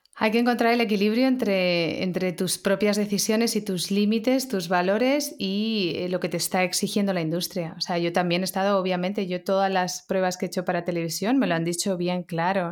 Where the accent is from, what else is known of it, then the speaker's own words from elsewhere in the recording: Barcelona, Catalonia, Spain; now in Madrid, Spain; Yo también soy nacida en Barcelona, pero llevo 20 años en Madrid